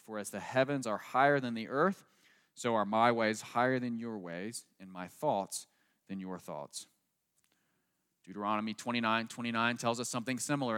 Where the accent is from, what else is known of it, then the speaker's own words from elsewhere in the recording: United States; I grew up right outside Washington, D C